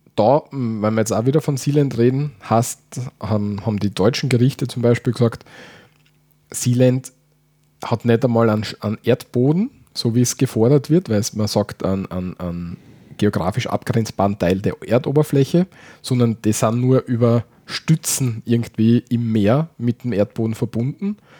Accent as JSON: {"language": "German", "country": "Austria", "said": "bei uns in Österreich"}